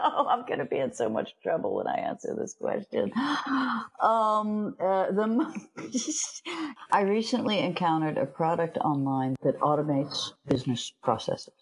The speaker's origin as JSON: {"language": "English", "country": "United States", "moved": "yes", "lives_now": "Europe", "said": "As an American living in Europe"}